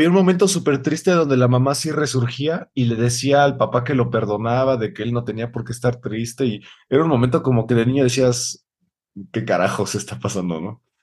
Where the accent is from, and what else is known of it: Mexico